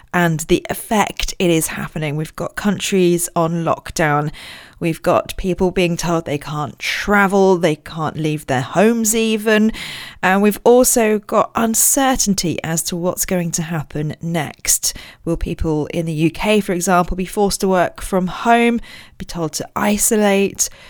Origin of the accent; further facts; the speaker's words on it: Royal Berkshire, South East England, United Kingdom; I was born in Royal Berkshire